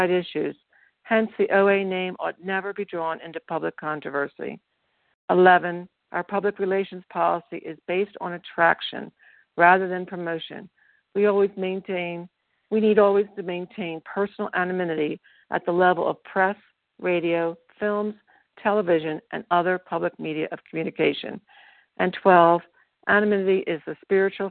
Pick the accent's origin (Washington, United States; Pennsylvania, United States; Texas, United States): Pennsylvania, United States; now in Colorado, United States; I'm from Pennsylvania, but I'm currently in beautiful Colorado